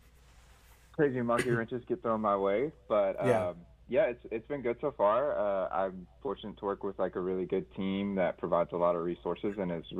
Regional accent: Hammond, Louisiana, United States; moved away as an adult; now in Charlotte, United States; I grew up around Hammond, the Hammond area

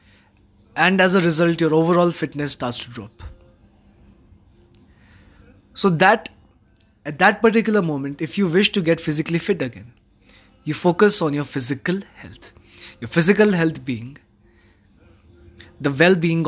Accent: Manali, Himachal Pradesh, India; my hometown, which is Manali.

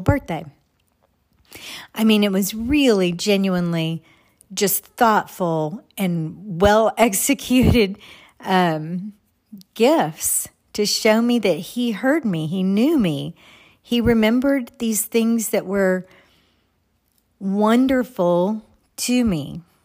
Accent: Texas, United States; moved away; I grew up in Texas. I grew up on kolaches

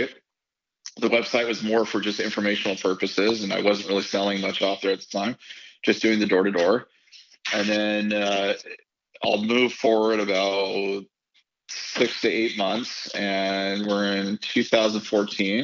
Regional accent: Canada; also born or lived in United States; I'm from Canada

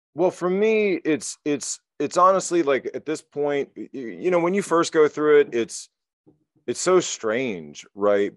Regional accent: United States; moved away as an adult; also born or lived in Shanghai, China; I'm American

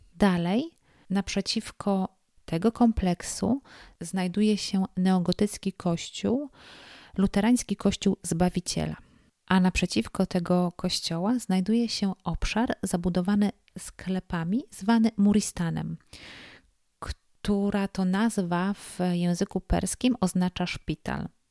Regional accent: Poland; jestem z Polski

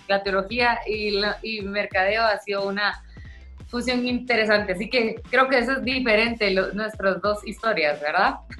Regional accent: Guatemala; also born or lived in Tulsa, Oklahoma; soy chapina, soy guatemalteca

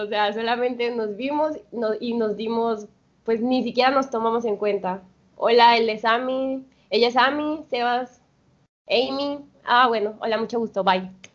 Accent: Veracruz, Mexico; moved away as an adult; now in Colombia; Soy jarocha

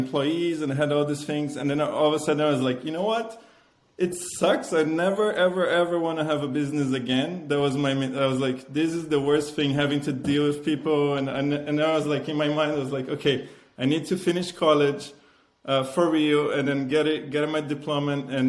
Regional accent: Maringá, Paraná, Brazil; English is a second language; moved away as an adult; also born or lived in Luanda (Brazil) / Italy; now in Bay Area, United States; growing up in Maringá, after 7 to, then I've done college in Maringá

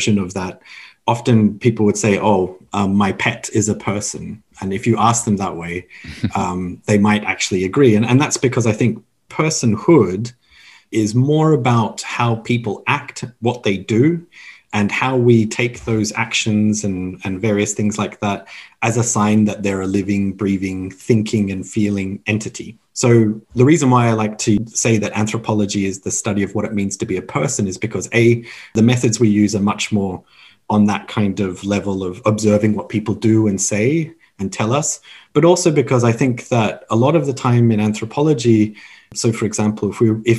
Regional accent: Canberra, Australian Capital Territory, Australia; moved away as an adult; also born or lived in Beijing / Taipei / Tokyo / Kyoto; I grew up in Canberra in Australia, which is the capital, for those of you who aren't aware.

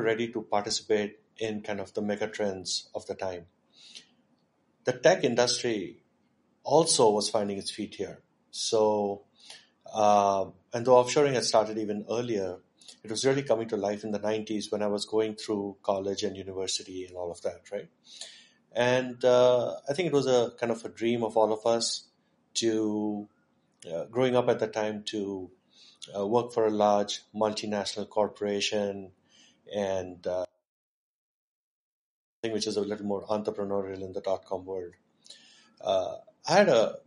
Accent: Pune, Maharashtra, India; also born or lived in Michigan; I grew up in Pune. Pune is home.

